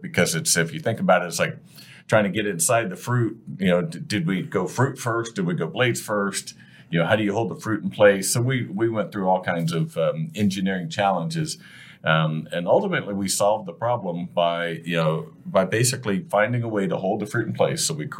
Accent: Ohio, United States; Yeah, we grew up in Ohio together.

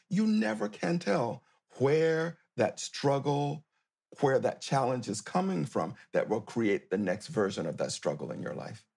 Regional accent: near Tallahassee, Florida, United States; accent: old Southern; moved away; my hometown near Tallahassee, Florida

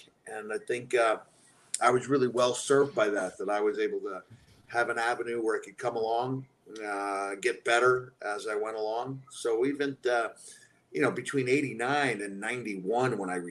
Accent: Long Island, New York, United States; accent: Long Island

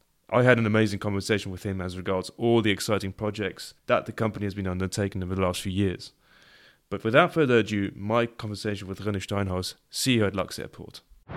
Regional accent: Luxembourg; I was born in a Luxembourg that looked way different

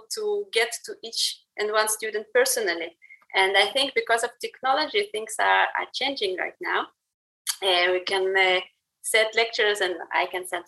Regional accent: Russia; moved away; I grew up in Soviet Russia

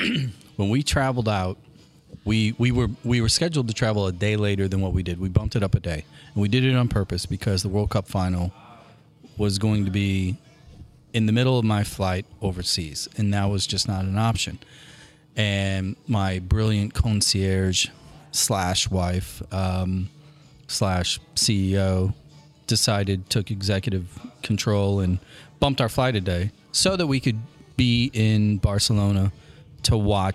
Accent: United States; I'm an American and we have so much more experience in winning at this game than Brazilians.

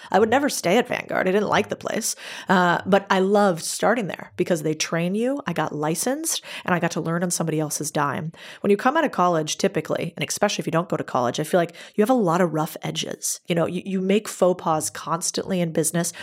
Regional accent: United States; I'm American

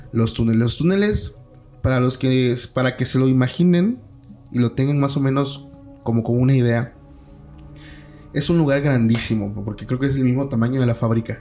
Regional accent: Mexico; mi ciudad natal.

